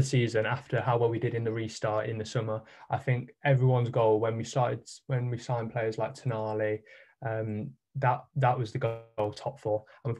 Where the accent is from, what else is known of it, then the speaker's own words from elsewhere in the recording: Leicester, East Midlands, United Kingdom; I'm from Leicester, obviously